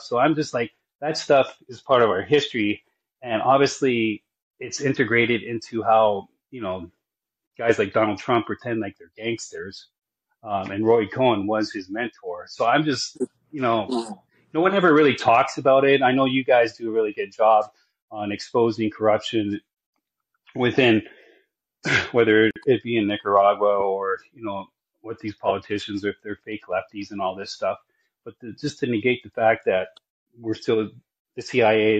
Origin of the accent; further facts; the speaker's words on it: British Columbia, Canada; I'm from British Columbia